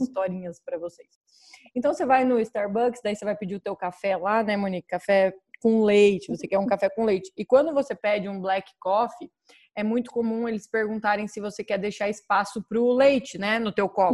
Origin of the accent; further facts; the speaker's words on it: Paraná, Brazil; now in United States; eu sou do Paraná